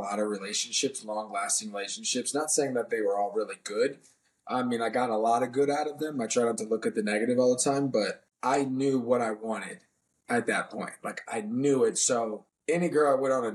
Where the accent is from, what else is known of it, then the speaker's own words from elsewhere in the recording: DC, Maryland area, Northern Virginia, United States; I'm from Northern Virginia, DC, Maryland area